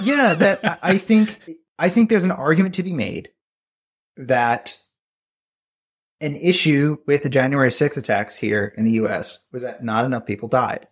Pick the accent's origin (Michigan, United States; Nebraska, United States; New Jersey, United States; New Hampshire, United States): New Jersey, United States; rural; in my hometown, which I'm from, you know, rural New Jersey